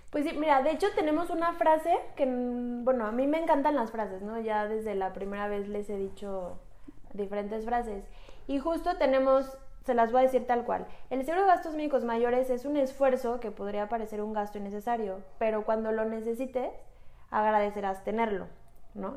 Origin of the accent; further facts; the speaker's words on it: Mexico; Somos mujeres mexicanas